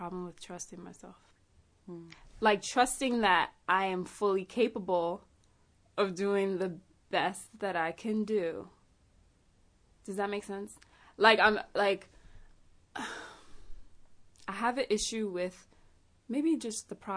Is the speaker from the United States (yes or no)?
yes; New York City, New York, United States; moved away as an adult; now in Los Angeles, United States; I'm from Queens, New York.